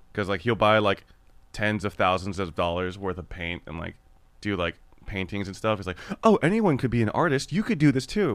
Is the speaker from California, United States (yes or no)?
yes; Los Angeles, California, United States; Korean American that was raised in Los Angeles